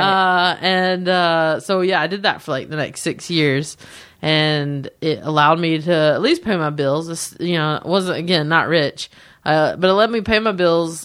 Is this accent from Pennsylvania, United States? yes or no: no; a town near Charlotte, North Carolina, United States; accent: thick; moved away as an adult; now in Los Angeles, United States; my hometown's great